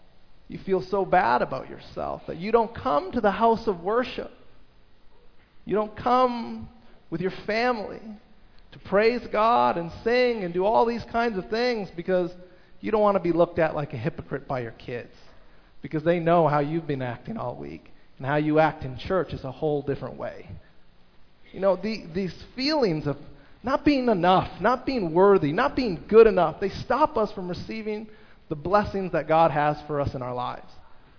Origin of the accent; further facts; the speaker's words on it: Toronto, Ontario, Canada; also born or lived in United States; I grew up in the States and in Toronto